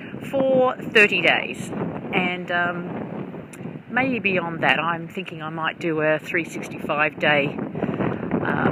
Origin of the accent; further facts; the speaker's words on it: Melbourne, Victoria, Australia; moved away as an adult; I was born about 10 minutes drive from here in Richmond